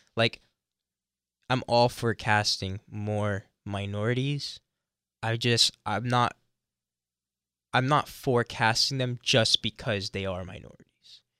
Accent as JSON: {"language": "English", "town": "Miami", "region": "Florida", "country": "United States", "tie": "born or raised there", "said": "I was born in, in Florida"}